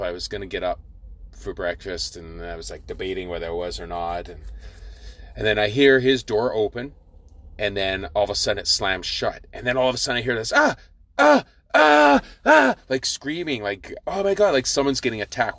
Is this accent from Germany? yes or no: no; Victoria, British Columbia, Canada; growing up in Victoria.